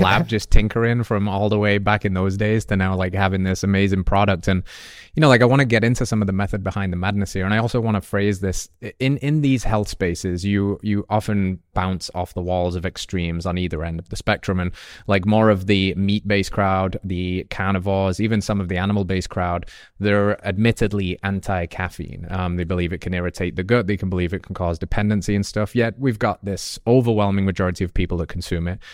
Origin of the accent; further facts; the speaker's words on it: England, United Kingdom; moved away; I grew up in England where coffee culture is, is only just coming